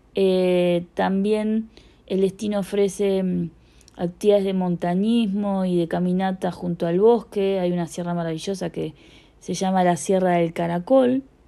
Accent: Punta del Este, Maldonado, Uruguay; soy de Uruguay, específicamente de Punta del Este

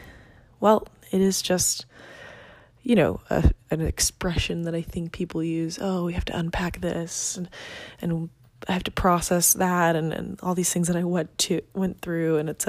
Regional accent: Venezuela; English is a second language; now in United States; I'm not from this country. I'm from Venezuela. I'm recording this in the US.

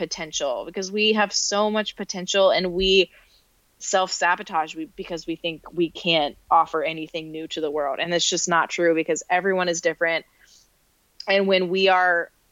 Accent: North Carolina, United States; moved away; also born or lived in New York City / Rochester, New York; I grew up in the South in North Carolina

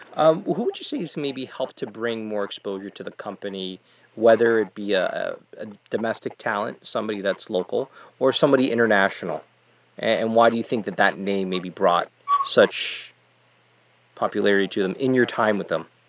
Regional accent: Canada; as a Canadian

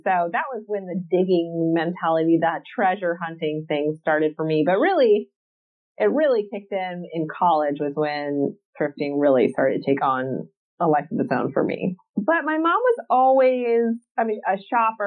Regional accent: South Carolina, United States; accent: Southern; moved away as an adult; now in California, United States; I'm originally from South Carolina, but I currently live in California. I've lived here for probably like 16, 17 years now, maybe.

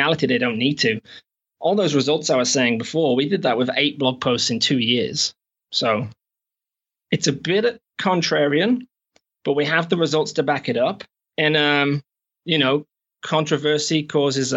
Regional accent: England, United Kingdom; moved away as an adult; also born or lived in Shropshire / United States / Canada; now in New Zealand; I'm actually from England, but I've not been back in 8 or 9 years

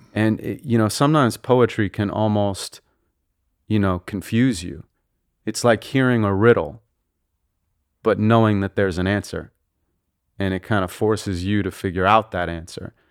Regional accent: Santa Monica, California, United States; we grew up in Santa Monica and, uh, lived there till I was around twelve

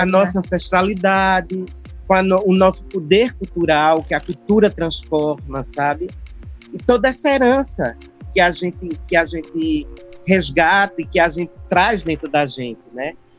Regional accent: São José do Egito, Pernambuco, Brazil; eu também sou do Sertão, eu sou do sertão, não sou do Bodocó, mas sou do sertão do Pajeú. Sou de São é. José do Egito, terra dos poetas

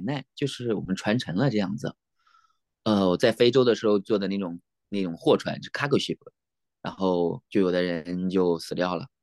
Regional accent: Nanyang, Henan, China; moved away as an adult; now in Alaska, United States; 我老家是河南南阳

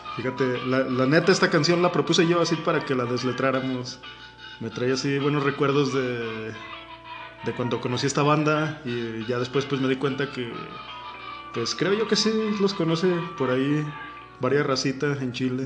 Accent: Mexico

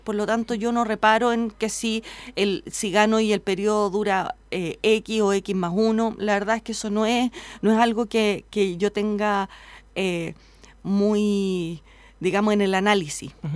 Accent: Independencia, Santiago Metropolitan Region, Chile; yo nací en Independencia, me crié allí.

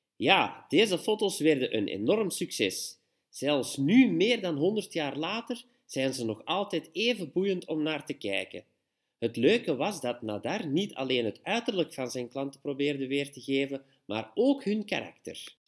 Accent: Belgium; we als Belg

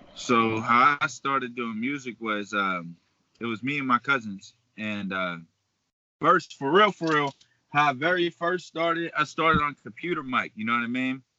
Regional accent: Beaver Falls, Pennsylvania, United States; also born or lived in Pittsburgh; I'm from Beaver Falls, so I went to school out there, grew up down there

